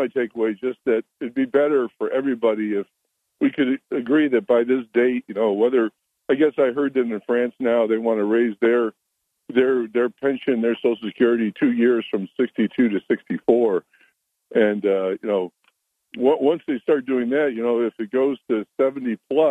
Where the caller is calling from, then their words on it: Endicott, New York, United States; Yeah, … from Endicott.